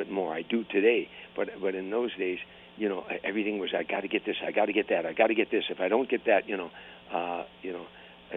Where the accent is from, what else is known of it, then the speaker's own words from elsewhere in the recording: Harvey, Illinois, United States; I grew up at in Harvey, Illinois, in 1960 area